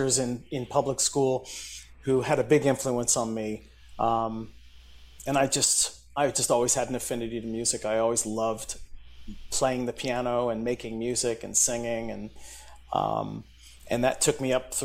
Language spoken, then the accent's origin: English; Philadelphia, Pennsylvania, United States; moved away as an adult; also born or lived in Nashville / New York; Philadelphia, my hometown